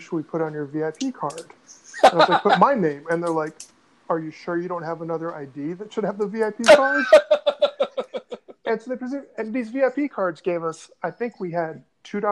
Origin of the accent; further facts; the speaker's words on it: Northern Virginia, United States; also born or lived in Atlanta; you and I grew up in Northern Virginia